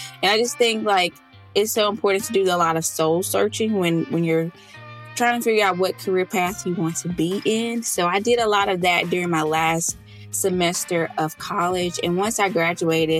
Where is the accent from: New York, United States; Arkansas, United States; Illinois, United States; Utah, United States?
Arkansas, United States; moved away as an adult; now in Austin, United States; My husband and I, we live in Austin, Texas. We're originally from Arkansas. So whoopick suey to any of my Southern Arkansas people tuning